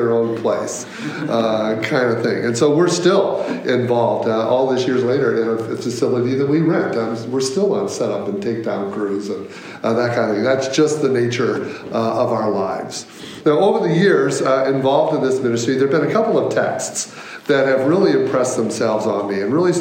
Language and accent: English; Michigan, United States; moved away as an adult; also born or lived in Virginia; now in Chicago, United States; I'm from Michigan. My wife and I both grew up in Michigan